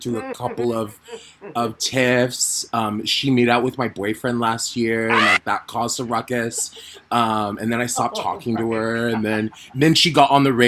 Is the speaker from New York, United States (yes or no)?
yes; New York, United States; I'm from New York